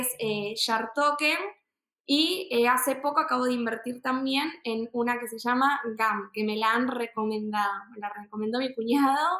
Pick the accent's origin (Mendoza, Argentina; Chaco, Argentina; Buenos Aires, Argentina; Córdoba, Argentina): Buenos Aires, Argentina; nací y vivo en Argentina, Buenos Aires.